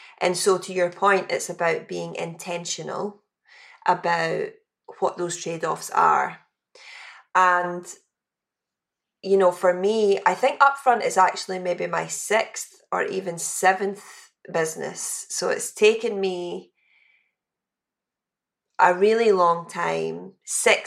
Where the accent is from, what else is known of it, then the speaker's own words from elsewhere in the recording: West Coast of Scotland, United Kingdom; growing up in the West Coast of Scotland